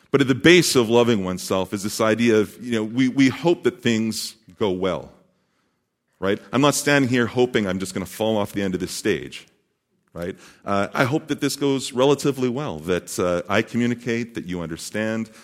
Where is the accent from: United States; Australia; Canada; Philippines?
Canada; Saskatoon, Saskatchewan; also born or lived in British Columbia; now in Montreal, Canada; I was born and raised in the thriving metropolis of Saskatoon, Saskatchewan.